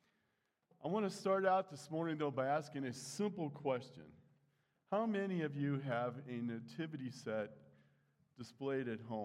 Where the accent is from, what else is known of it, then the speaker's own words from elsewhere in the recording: United States; We're Americans